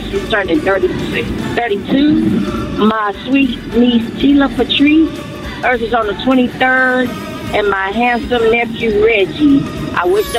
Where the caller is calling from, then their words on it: Houston, Texas, United States; I am calling from Houston, Texas.